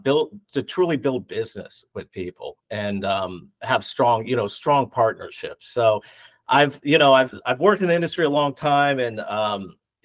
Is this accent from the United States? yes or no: yes; Ohio, United States; I was from Ohio